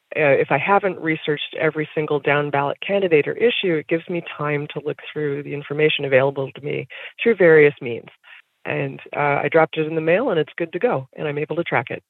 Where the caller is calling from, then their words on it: Mount Rainier, Maryland, United States; I'm calling from Mount Rainier, Maryland